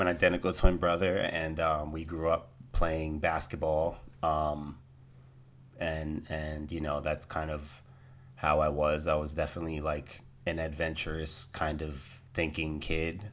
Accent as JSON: {"language": "English", "town": "Trenton", "region": "New Jersey", "country": "United States", "tie": "born or raised there", "said": "I was born in Trenton, New Jersey. Born and raised in New Jersey."}